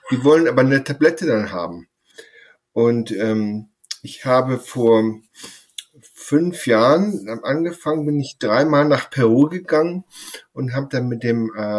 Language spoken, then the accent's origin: German; Sylt, Schleswig-Holstein, Germany; moved away as an adult; also born or lived in Essen, Germany / Inverness, Scotland / Mid Hudson Valley, United States; now in Woodstock, United States; ich bin auf Sylt aufgewachsen, in, habe da Abitur gemacht und auch Zivildienst, ähm, Abitur 1986 und habe da von 88 bis 94 in äh, Gesamthochschule Essen studiert